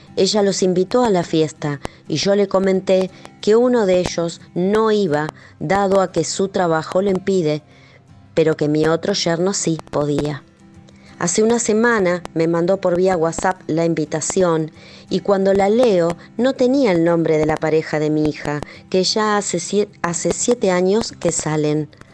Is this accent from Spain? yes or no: no; Argentina; soy de Argentina.